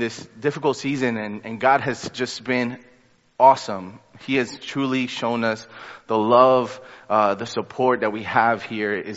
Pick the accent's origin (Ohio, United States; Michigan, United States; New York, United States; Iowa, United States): New York, United States; I'm a New Yorker